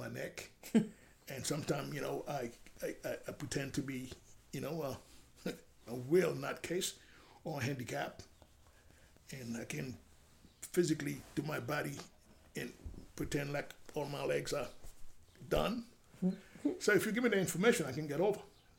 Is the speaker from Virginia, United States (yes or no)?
no; New York, United States; English is a second language; this basic Spanish, which I learned in the street growing up in Washington Heights.